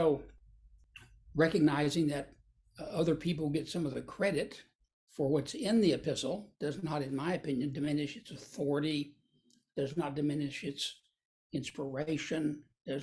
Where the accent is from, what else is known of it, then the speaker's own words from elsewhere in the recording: Texas, United States; moved away as an adult; now in Memphis, United States; I am a Texan